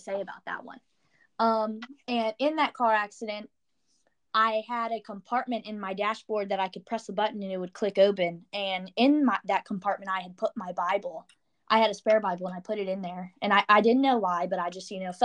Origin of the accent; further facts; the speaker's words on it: Orange, Virginia, United States; I'm from the Charlottesville area. I'm a little bit outside Charlottesville. I'm from a small town called Orange.